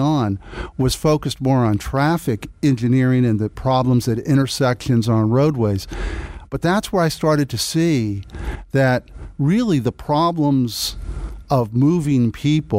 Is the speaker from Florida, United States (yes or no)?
yes; Miami, Florida, United States; I was born and raised in Miami. I'm a native South Floridian